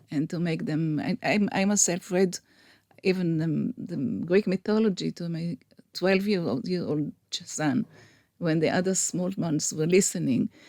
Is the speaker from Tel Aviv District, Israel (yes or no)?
no; Rishon LeZion, Central District, Israel; I was born in Rishon, and there was the first Hebrew speaking um, elementary school.